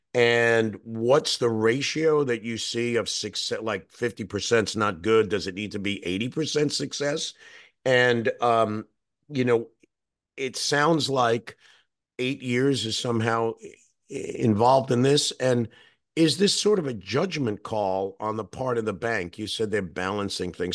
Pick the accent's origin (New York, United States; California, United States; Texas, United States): New York, United States; as a New Yorker